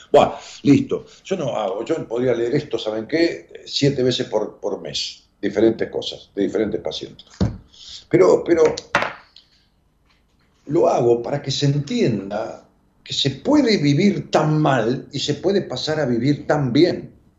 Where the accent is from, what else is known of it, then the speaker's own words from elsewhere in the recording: Argentina; mi problema tiene que ver con que soy una docente argentina, con tres hijos